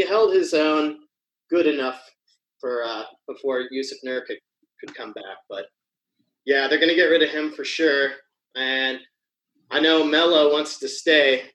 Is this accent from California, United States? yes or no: no; Colorado, United States; now in Portland, United States; I am from Colorado